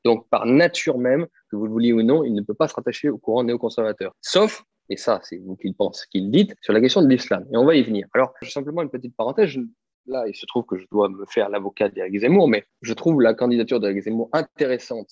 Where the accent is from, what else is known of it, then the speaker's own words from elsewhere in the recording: France; en tant que Français identitaire